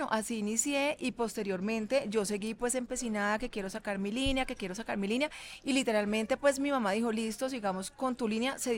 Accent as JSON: {"language": "Spanish", "town": "Medellín", "region": "Antioquia", "country": "Colombia", "lives_now": "Cali, Colombia", "said": "nosotros nos, nos fuimos a vivir de Medellín a Cali."}